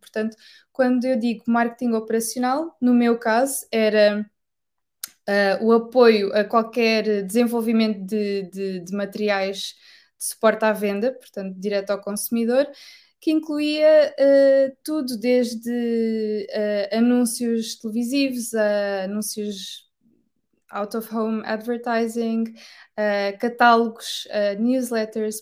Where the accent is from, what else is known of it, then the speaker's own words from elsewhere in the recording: Portugal; first language Portuguese; moved away as an adult; also born or lived in Amsterdam, Netherlands; now in United Kingdom; sendo portuguesa